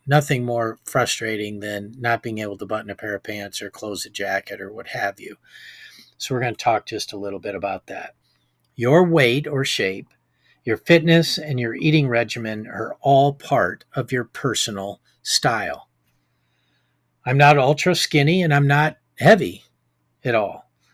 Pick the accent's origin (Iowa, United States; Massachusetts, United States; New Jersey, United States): Iowa, United States; my hometown here in Iowa